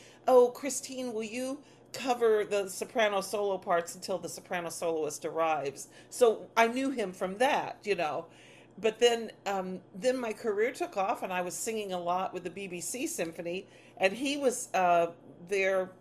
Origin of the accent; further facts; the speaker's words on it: Grand Tower, Illinois, United States; I grew up in Grand Tower, which is on the Mississippi, population 500